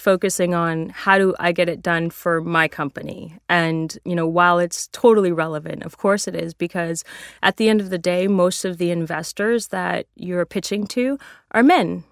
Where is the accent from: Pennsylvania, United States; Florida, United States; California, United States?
California, United States; San Francisco; I grew up in San Francisco.